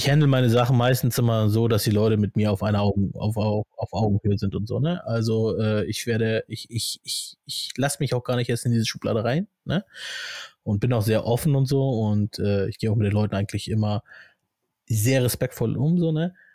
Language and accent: German; Germany; born there; Also ich fühle mich, wie gesagt, ich fühle mich komplett deutsch. Ne? Äh, bin ja auch hier geboren in Deutschland und alles